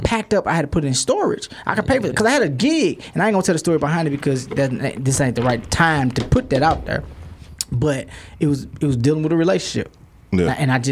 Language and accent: English; St. Louis, Missouri, United States; moved away as an adult; now in Dallas, United States; I'm from St. Louis. I moved to Dallas